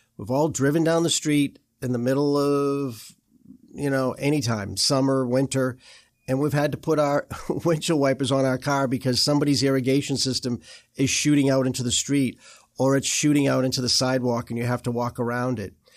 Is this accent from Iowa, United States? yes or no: no; Boston, Massachusetts, United States; moved away; I'm from Boston